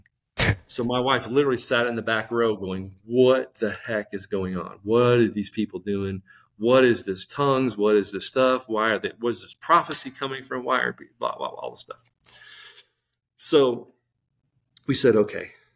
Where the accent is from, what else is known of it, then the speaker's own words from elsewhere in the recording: St. Louis, Missouri, United States; I'm from Saint Louis, Missouri